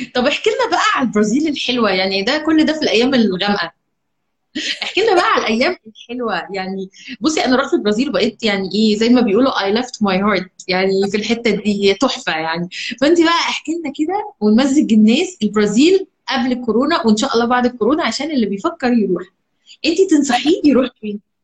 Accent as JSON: {"language": "Arabic", "country": "Egypt", "said": "عندنا في مصر"}